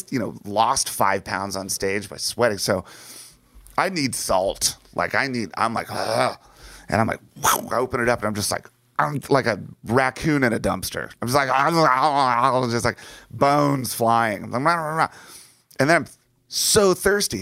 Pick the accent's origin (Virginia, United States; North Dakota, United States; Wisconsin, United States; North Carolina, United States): Virginia, United States; D.C.; moved away as an adult; also born or lived in Los Angeles; where I grew up in Virginia, just outside of Washington, D.C.